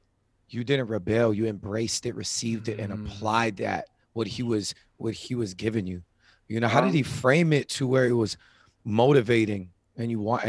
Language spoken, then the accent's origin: English; Hawaii, United States; I'm from Hawaii. We just ran up the mountain, you know, behind the house. We have mountains and boars